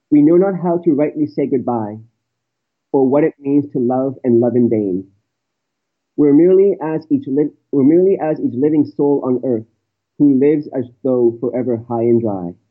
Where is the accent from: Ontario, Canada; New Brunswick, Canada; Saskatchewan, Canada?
Ontario, Canada; Toronto; I'm calling from Canada. I'm from Toronto